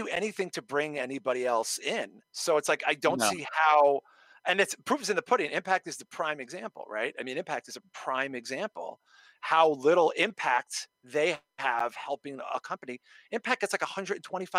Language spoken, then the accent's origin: English; New York City, New York, United States; I grew up in Brooklyn